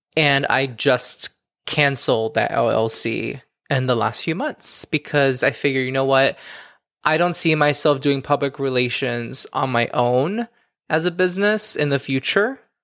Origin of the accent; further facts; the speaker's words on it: Miami, Florida, United States; now in New York City, United States; I'm from Miami